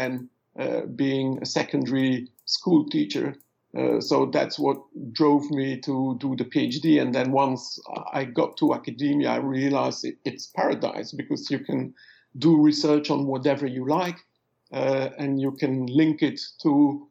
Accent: Bruges, Flanders, Belgium; English is a second language; moved away as an adult; now in London, United Kingdom; I am Belgian. I grew up in Bruges.

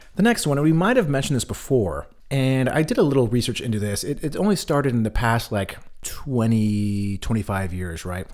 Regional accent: California, United States; now in Berlin, Germany; where I grew up in California

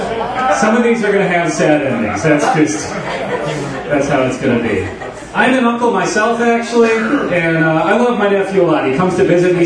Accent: Milwaukee, Wisconsin, United States; I'm from Milwaukee

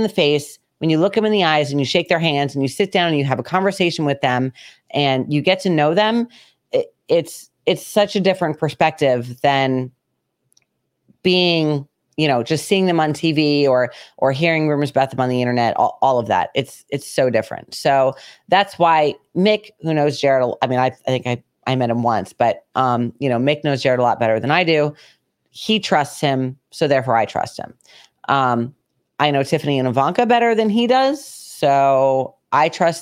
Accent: United States; We both grew up in New York and Connecticut. I grew up riding horses

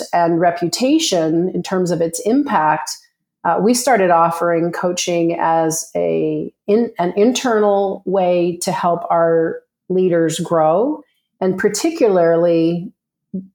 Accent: Canada; moved away as an adult; now in Scottsdale, United States; I'm a Canadian who moved to Scottsdale, Arizona with my husband to get away from the cold.

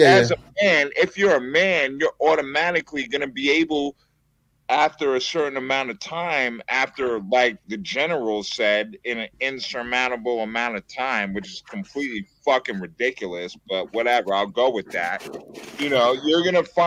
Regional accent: New York City, New York, United States; I'm from the Bronx, New York

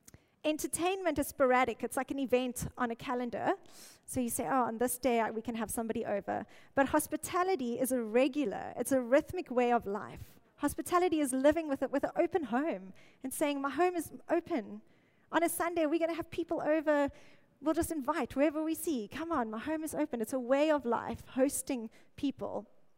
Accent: Mossel Bay, Western Cape, South Africa; now in Cape Town, South Africa; Okay, no Joburgers here. I came from Mossel Bay.

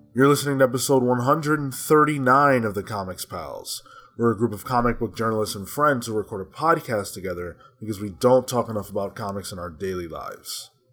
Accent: New York, United States; I'm a New Yorker

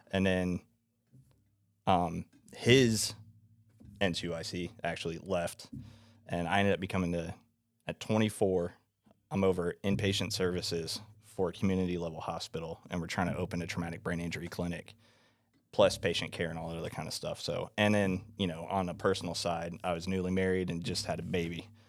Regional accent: Florida, United States; I'm from Florida

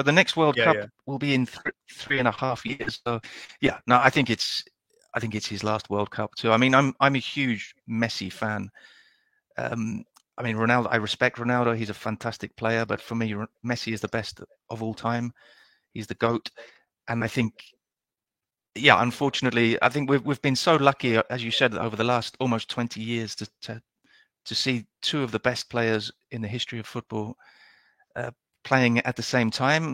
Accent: England, United Kingdom; now in Spain; I live in Spain and I am English

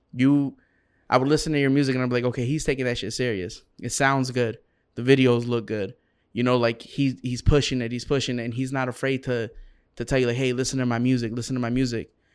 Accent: Round Lake, Illinois, United States; I'm from Round Lake.

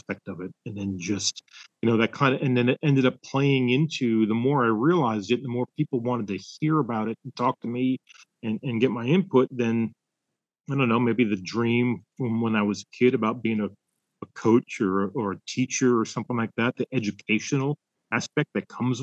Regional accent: Florida, United States; growing up in Florida and the melting pot of different cultures and foods that were there

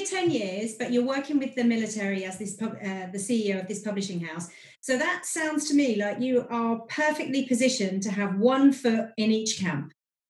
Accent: United Kingdom; accent: British; now in Germany; my British accent

